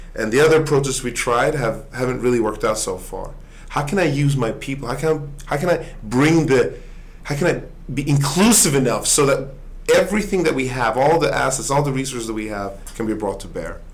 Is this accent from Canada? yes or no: no; Sweden; now in United States; I, I grew up in in Sweden